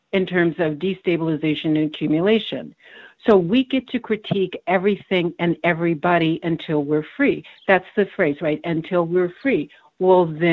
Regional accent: Texas, United States; also born or lived in Germany; I grew up in Texas

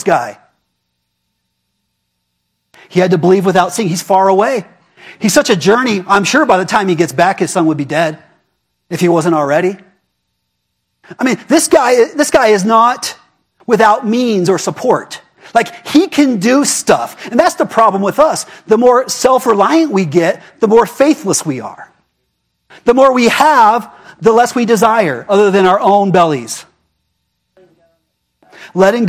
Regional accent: United States; I am American

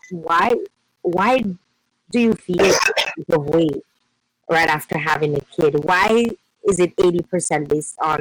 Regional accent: Dominica; moved away; I'm from Dominica

